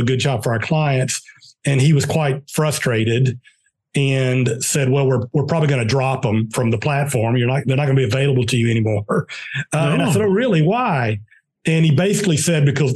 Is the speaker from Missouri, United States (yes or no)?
no; Pelham, Georgia, United States; now in Atlanta, United States; I grew up in South Georgia, a very small town in South Georgia